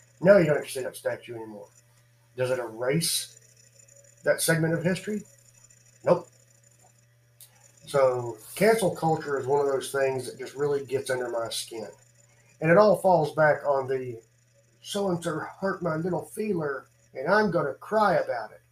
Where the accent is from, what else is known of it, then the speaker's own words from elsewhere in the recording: United States; being an American